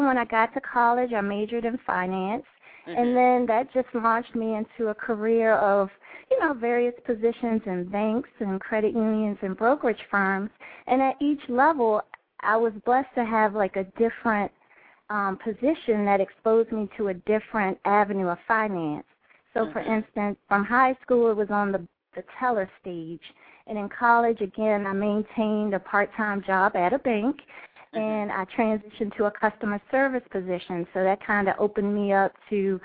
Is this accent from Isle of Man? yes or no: no; Washington, District of Columbia, United States; I was born and raised in the Washington, D.C. area